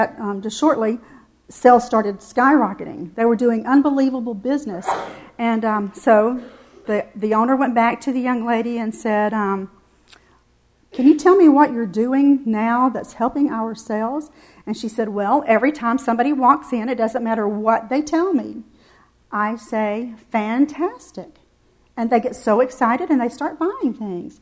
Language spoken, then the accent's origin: English; the South, United States; I'm from the South